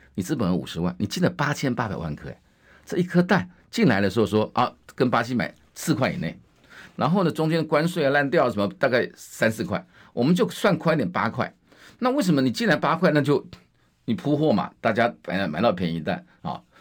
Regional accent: Wanli, New Taipei, Taiwan; 我是在万里出生的

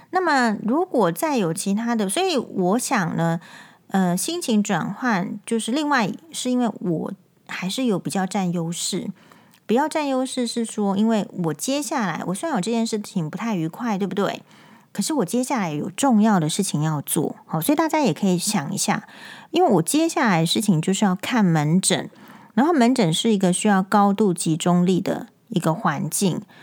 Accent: Taiwan; 因为我是台湾人，所以我才会被剥削

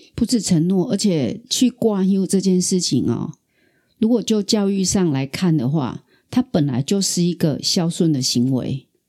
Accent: Taiwan; also born or lived in Kaohsiung; 身为台湾人

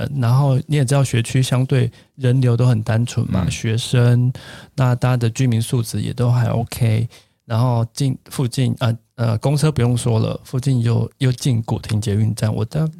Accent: Tainan, Taiwan; 当然现在我一个月每个月至少回去一次，但是频率就是没那么高。就台南是我的故乡了。

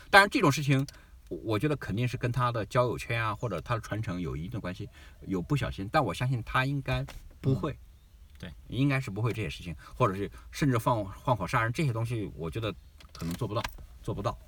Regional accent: China; moved away as an adult; now in Australia; 我们中国人，中国的文化

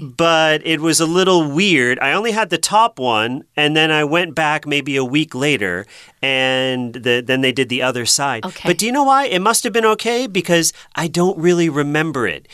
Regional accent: Massachusetts, United States; I come from Massachusetts, and Boston is the big city there

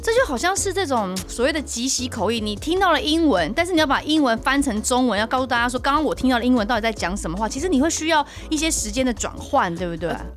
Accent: Taiwan; 我们台湾人

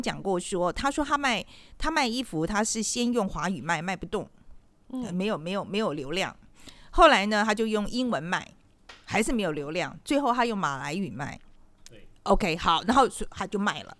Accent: Taiwan; 我们台湾人

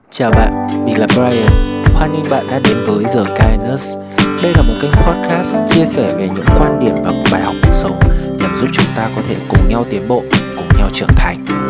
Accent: Vietnam; dân tộc của mình quê hương của mình

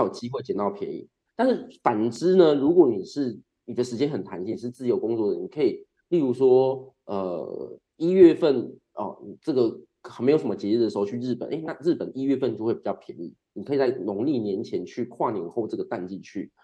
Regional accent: Kaohsiung, Taiwan; now in Tainan, Taiwan; 我的身份证开头也，S S，也是高雄人，但是我现嗯。在长居台南啊

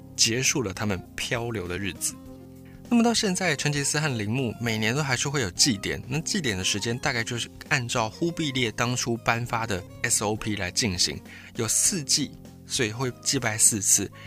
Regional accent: Taiwan; 在台湾的汉人，我们会觉得，哎，台湾就是我们的家乡

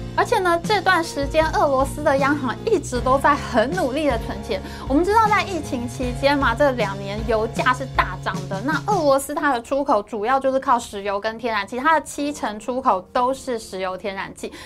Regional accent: Taiwan; 我们台湾人

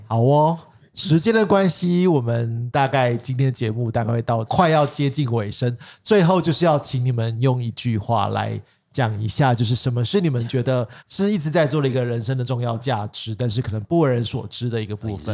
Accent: Taipei, Taiwan; 像我们台北人

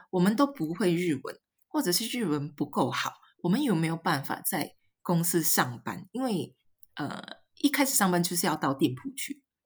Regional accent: Singapore; moved away as an adult; now in Ibaraki, Japan; 我是来自新加坡的

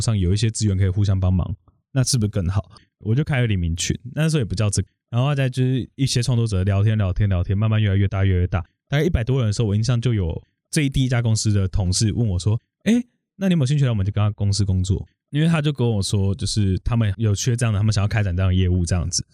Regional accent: Yongkang, Tainan, Taiwan; moved away as an adult; now in Taipei, Taiwan; 我其实是在台南永康长大

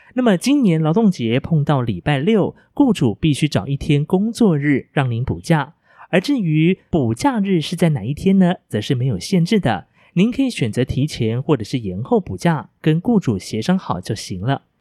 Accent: Hualien, Hualien County, Taiwan; moved away; 我的家乡花莲

